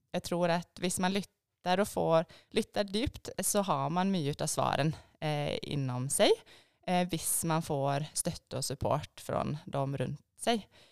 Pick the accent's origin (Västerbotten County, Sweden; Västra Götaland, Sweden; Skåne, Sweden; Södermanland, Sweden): Västra Götaland, Sweden; Borås; moved away as an adult; also born or lived in Stockholm, Sweden; now in Lierskogen, Norway; Borås i Sverige